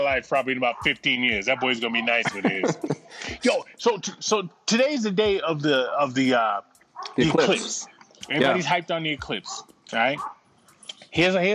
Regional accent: Boston, Massachusetts, United States; moved away; I grew up in Boston.

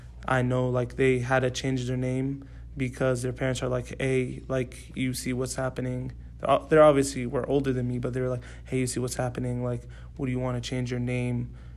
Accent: Atlanta, Georgia, United States; also born or lived in Dallas, United States / Saudi Arabia; So I was born in Dallas. I lived there for 2 years, the first 2 years of my life. Then I came here to Atlanta, Georgia. I stayed here when I was 6, and then I moved to Saudi for 10 years.

